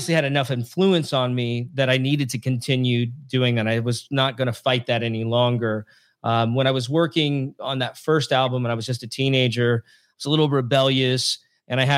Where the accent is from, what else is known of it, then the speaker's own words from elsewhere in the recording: Washington, United States; also born or lived in Southern California / New York / Utah; now in South Carolina, United States; I grew up in Washington State on that ranch I told you about